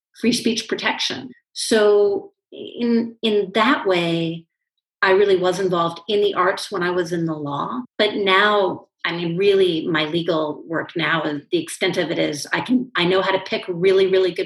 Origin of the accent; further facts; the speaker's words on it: Washington, District of Columbia, United States; I grew up in Washington, D.C., so the political capital of the United States.